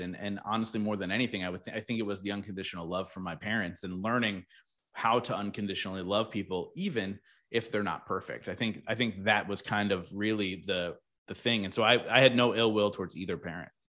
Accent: New Jersey, United States; I grew up in South Jersey, so really close to the beach

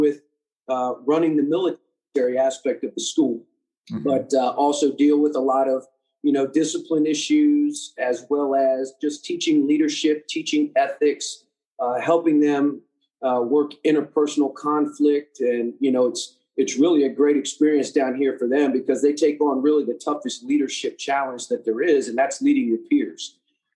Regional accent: Maryland, United States; moved away as an adult; now in Charleston, United States; Originally, I'm from Maryland, just out of D.C.

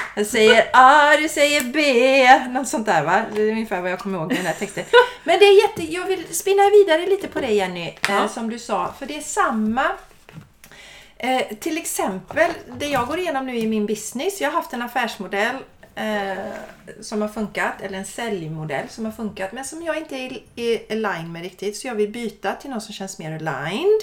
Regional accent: Sweden; vi svenskar

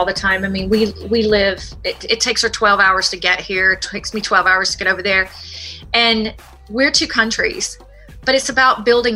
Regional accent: United States; I'm from the States

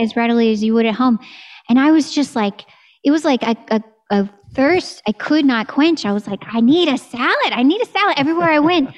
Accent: Texas, United States; moved away; I'm from Texas

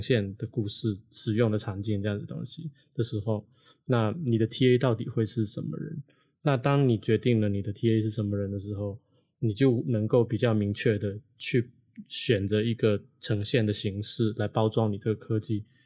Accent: Hong Kong; now in Taiwan; 我不是台湾的学校出来的学生嗯。因为我是香港人嘛

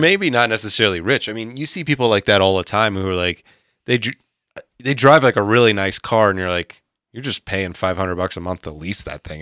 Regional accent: Georgia, United States; I grew up in Georgia pre-internet

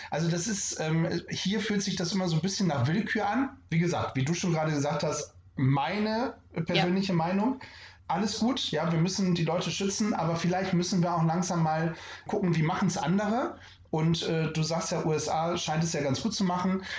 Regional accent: Northern Germany, Germany; wie man hier bei uns im Norden sagt, moin

